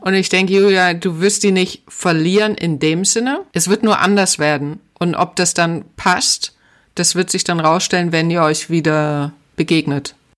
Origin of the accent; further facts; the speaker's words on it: Germany; moved away; also born or lived in Atlanta, United States; ich bin ja damals auch schon aus der DDR geflüchtet